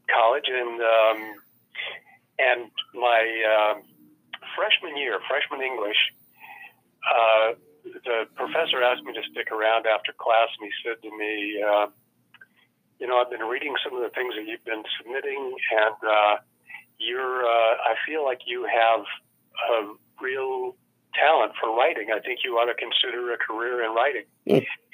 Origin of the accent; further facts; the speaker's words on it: Redlands, California, United States; also born or lived in Los Angeles; I grew up in a town called Redlands, east of Los Angeles by about 70 miles or so